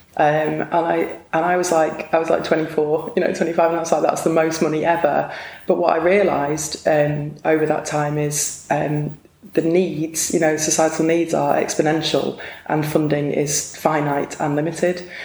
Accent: Blackpool, North West England, United Kingdom; I was born in Blackpool

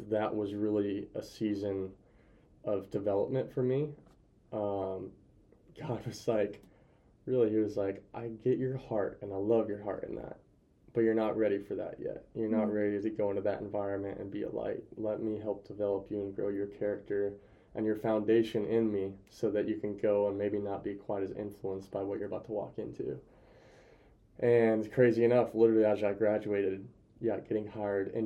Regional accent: near Pullman, Washington, United States; now in Spokane, United States; I'll be back near family though, like 40 minutes from my hometown.

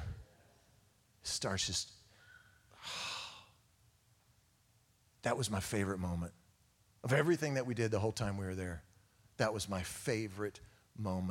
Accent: Oklahoma, United States; we're all from Oklahoma

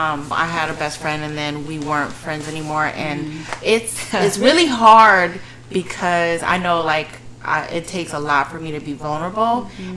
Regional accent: Port St. Lucie, Florida, United States; Port St. Lucie.

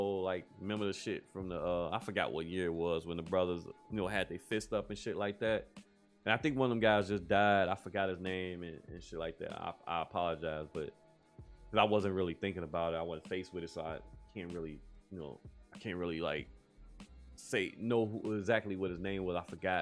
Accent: United States; as a black man in America, as an American citizen

